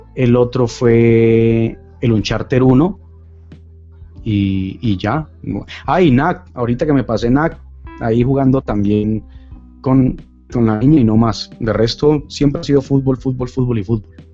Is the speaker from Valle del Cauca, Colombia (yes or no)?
yes; Cali, Valle del Cauca, Colombia; soy de Colombia, de Cali, Colombia, de la sucursal del cielo